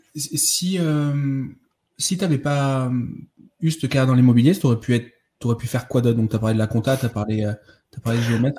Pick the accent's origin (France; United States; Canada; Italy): France; Bordeaux, Nouvelle-Aquitaine; en tant que bon bordelais